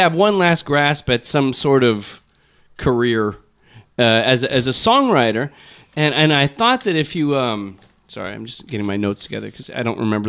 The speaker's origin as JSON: {"language": "English", "region": "Texas", "country": "United States", "said": "And I'm from Texas. I'm from Texas."}